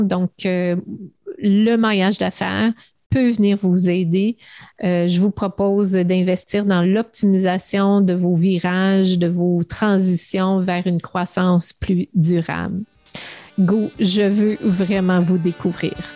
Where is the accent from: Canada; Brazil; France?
Canada; Montreal, Quebec; je viens du, du West Island, euh, l'ouest de Montréal. J'ai grandi dans une belle banlieue